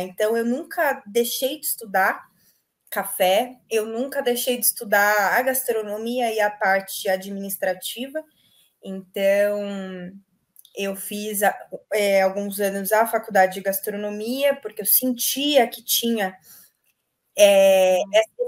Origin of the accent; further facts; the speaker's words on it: Minas Gerais, Brazil; minha família é toda é mineira, eu nasci em Minas